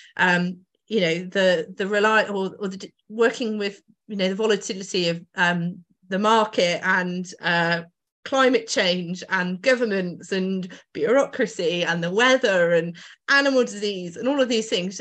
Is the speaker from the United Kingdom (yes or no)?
yes; Oxfordshire, South East England, United Kingdom; now in Northamptonshire, United Kingdom; so I grew up in Oxfordshire and then moved over to Northamptonshire